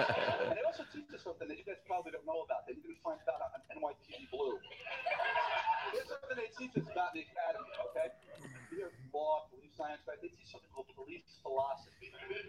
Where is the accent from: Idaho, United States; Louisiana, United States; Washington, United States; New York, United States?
New York, United States; Queens; I was born and raised in Queens, okay? In a middle-class neighborhood. I'm Catholic.